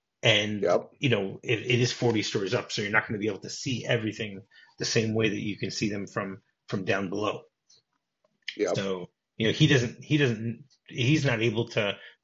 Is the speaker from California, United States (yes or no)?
no; Detroit, Michigan, United States; now in Israel; I grew up in Detroit